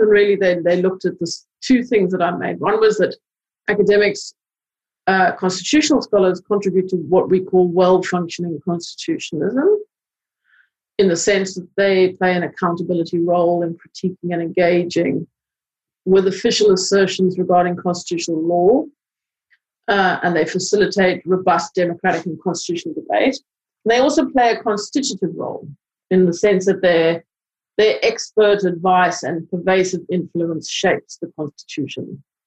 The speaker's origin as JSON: {"language": "English", "country": "South Africa", "moved": "yes", "said": "I come from South Africa"}